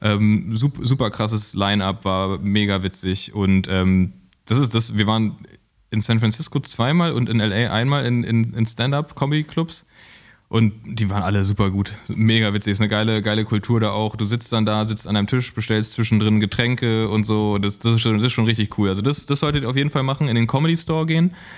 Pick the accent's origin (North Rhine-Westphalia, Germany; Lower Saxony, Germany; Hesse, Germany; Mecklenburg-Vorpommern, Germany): North Rhine-Westphalia, Germany; Cologne; now in Berlin, Germany; als Kölner